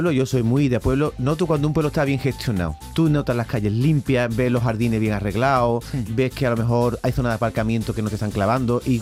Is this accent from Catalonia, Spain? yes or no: no; Dos Hermanas, Andalusia, Spain